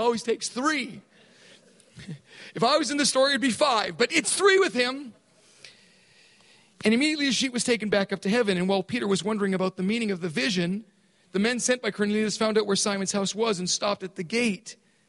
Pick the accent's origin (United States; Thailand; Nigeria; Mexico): Thailand; I grew up in Thailand. And I grew up in a British prep school.